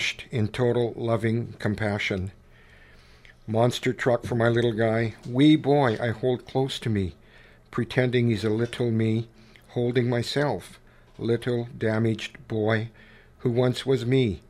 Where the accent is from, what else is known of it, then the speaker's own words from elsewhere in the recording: Canada; I was beginning to feel profoundly embarrassed at being Canadian